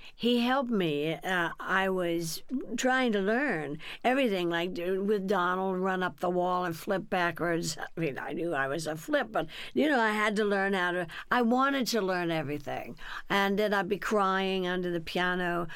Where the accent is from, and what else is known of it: Burbank, California, United States; born or raised there; also born or lived in Texas